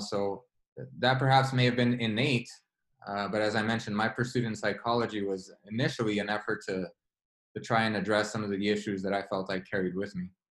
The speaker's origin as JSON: {"language": "English", "town": "Los Angeles", "region": "California", "country": "United States", "tie": "born or raised there", "said": "I grew up in South Central Los Angeles, which has a lot of infamy"}